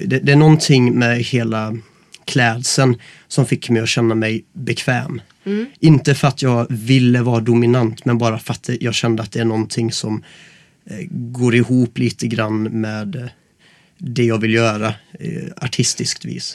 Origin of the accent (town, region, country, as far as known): Gothenburg, Västra Götaland, Sweden; moved away as an adult; now in Stockholm, Sweden